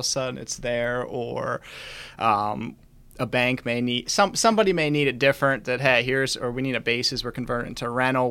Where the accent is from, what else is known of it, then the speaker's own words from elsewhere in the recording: Chambersburg, Pennsylvania, United States; moved away as an adult; now in Winchester, United States; I grew up in Chambersburg, Pennsylvania